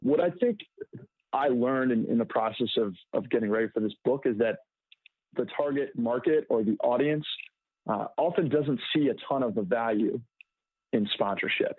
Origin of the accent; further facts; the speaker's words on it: Washington, District of Columbia, United States; I'm from Washington, D.C.